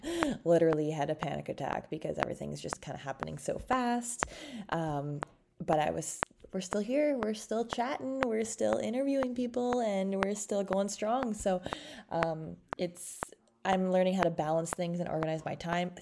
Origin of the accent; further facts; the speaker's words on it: Canada; we're both from Canada